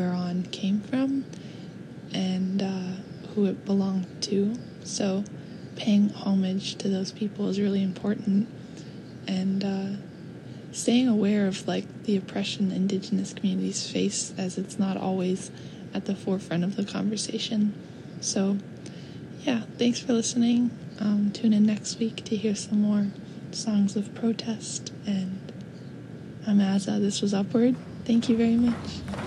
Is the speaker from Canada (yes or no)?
yes; Vancouver, British Columbia, Canada; my hometown, Vancouver